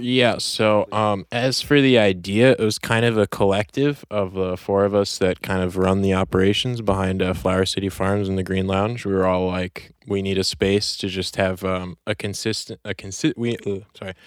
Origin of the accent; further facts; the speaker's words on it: New York City, New York, United States; born and raised in Chelsea, New York City on Manhattan